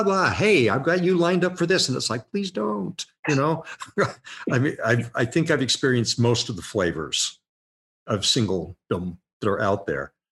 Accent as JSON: {"language": "English", "town": "Murray", "region": "Utah", "country": "United States", "tie": "born or raised there", "also_born_or_lived": "Illinois / Kentucky / San Diego, California", "moved": "as an adult", "said": "Born and raised in Murray, Utah."}